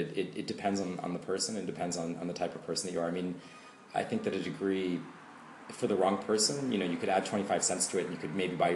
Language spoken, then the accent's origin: English; United States; moved away as an adult; now in Berlin, Germany; growing up in the States